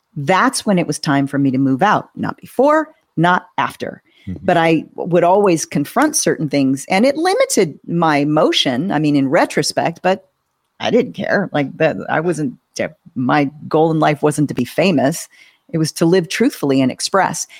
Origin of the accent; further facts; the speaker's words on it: Southern California, United States; I grew up in Southern California, going to Disneyland every year